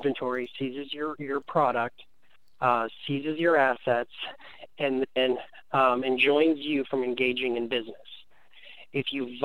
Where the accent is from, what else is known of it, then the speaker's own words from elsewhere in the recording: Indiana, United States; Indiana, my home state where I was born and raised